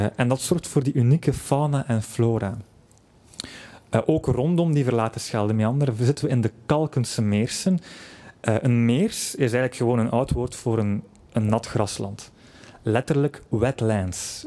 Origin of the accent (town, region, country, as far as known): Flanders, Belgium